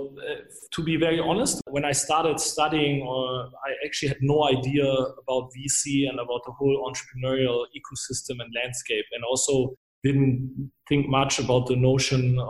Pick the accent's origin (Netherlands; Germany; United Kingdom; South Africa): Germany; moved away as an adult; also born or lived in Switzerland / France; I'm originally from Germany. I lived in many different places, mostly across Europe, actually also in Switzerland, but also for a longer time in France.